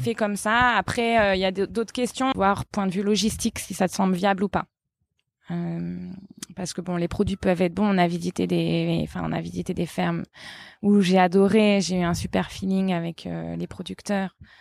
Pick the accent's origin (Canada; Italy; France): France; now in Portugal; nous on est français